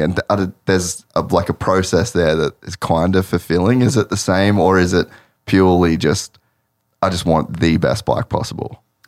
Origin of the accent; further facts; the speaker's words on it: Cairns, Queensland, Australia; I grew up in Cairns